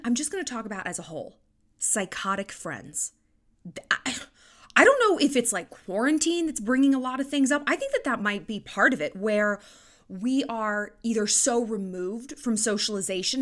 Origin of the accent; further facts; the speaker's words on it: California, United States; now in Montana, United States; It's a big phrase I grew up with in California